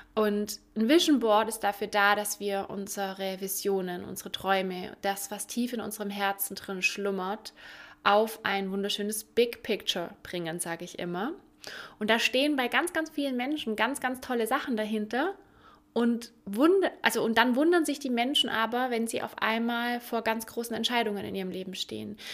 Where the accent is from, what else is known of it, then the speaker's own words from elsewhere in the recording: Ulm, Baden-Württemberg, Germany; Und ich komme aus Ulm, aus dem Süden